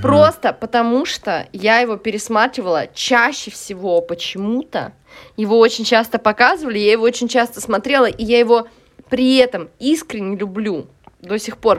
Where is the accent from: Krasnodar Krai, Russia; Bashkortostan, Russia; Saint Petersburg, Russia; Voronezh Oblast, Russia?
Saint Petersburg, Russia; also born or lived in Moscow; я росла в Купчино, в Петербурге